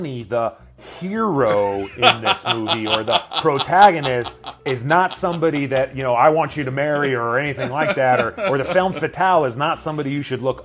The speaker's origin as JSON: {"language": "English", "town": "Los Angeles", "region": "California", "country": "United States", "tie": "born or raised there", "said": "I was born here, downtown LA in the late 70s. And I grew up here in the 80s and 90s."}